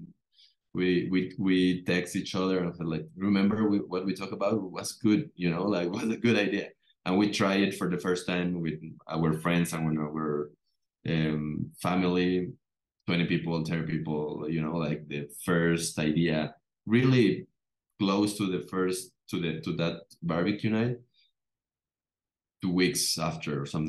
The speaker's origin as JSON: {"language": "English", "country": "Mexico", "said": "we are from Latin American country"}